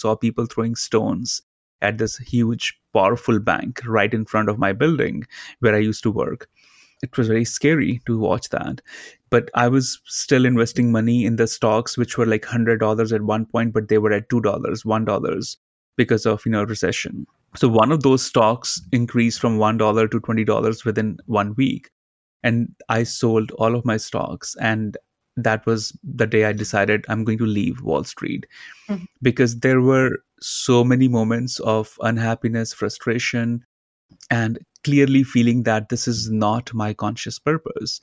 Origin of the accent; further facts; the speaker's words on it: India; Growing up in India, my father as my guru